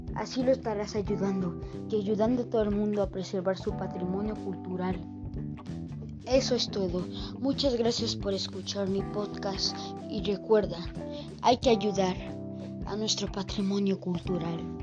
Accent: Mexico; soy de México.

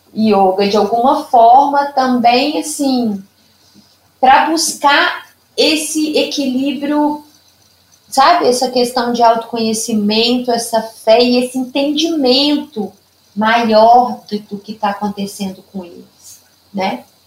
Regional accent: Lima Duarte, Minas Gerais, Brazil; accent: Zona da Mata Mineira; also born or lived in São José dos Campos, São Paulo; now in Juiz de Fora, Brazil; E eu sou é, nascida em São José dos Campos, né, em São Paulo, mas eu sou mineira, né? Porque eu fui criada, só nasci, morei até três anos de idade e vim para Lima Duarte, que é uma cidadezinha aqui do interior de Minas, perto de Juiz de Fora

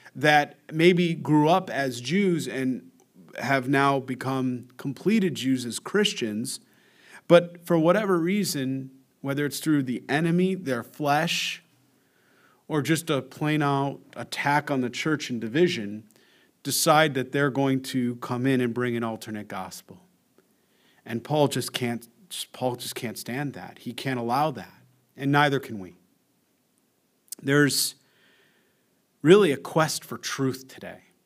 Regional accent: United States; I'm an American

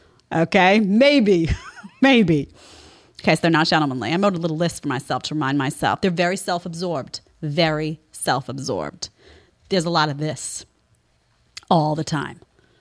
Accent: New York City, New York, United States; also born or lived in Florida; I grew up in New York City. I was in New York City my entire life, except for a couple of years in Florida when I was like three. So New York City my whole life.

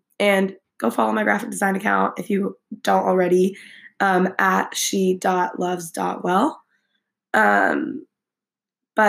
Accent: Fresno, California, United States; also born or lived in San Francisco, California; I grew up in Fresno, California my entire life

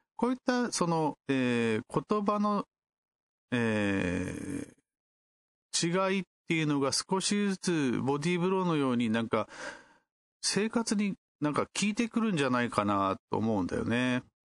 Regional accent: Kumamoto, Japan; 私の地元である熊本開催なので

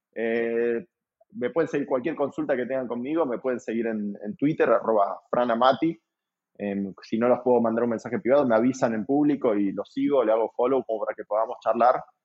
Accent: Argentina

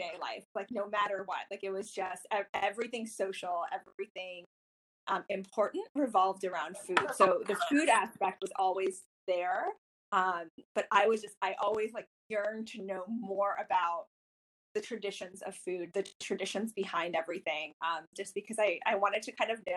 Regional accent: North Carolina, United States; I grew up in North Carolina

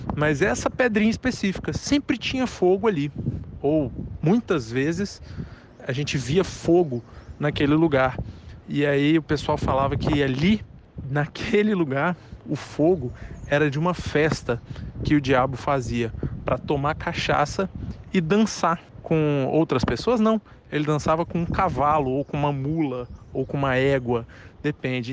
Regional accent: Cariacica, Espírito Santo, Brazil; eu sou de Cariacica Sede

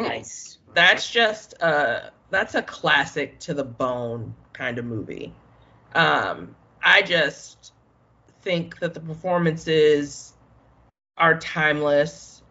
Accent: Chicago, Illinois, United States; I am from the South Side

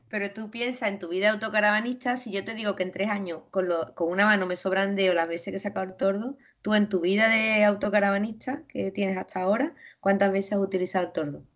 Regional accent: Spain; yo vengo de España

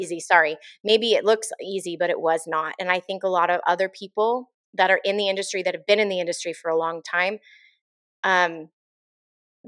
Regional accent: San Diego, California, United States; moved away as an adult; also born or lived in Arizona; now in Central Oregon, United States; Born and raised San Diego

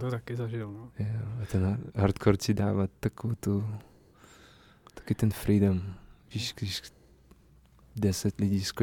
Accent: Prague, Czechia; já jsem vyrůstal na sedmičce na Miladě, na skvotu

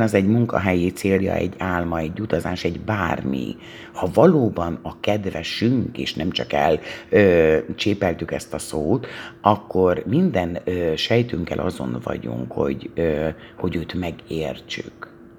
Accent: Hungary; hisz magyarok vagyunk

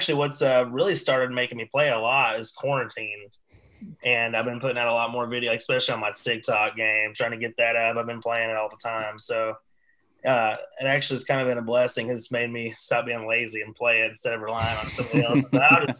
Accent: East Tennessee, United States; I'm from East Tennessee

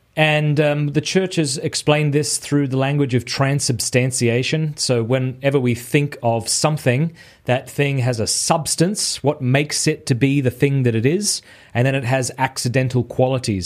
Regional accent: Australia; moved away as an adult; now in Steubenville, United States; I am an Australian who lives in Steubenville, Ohio.

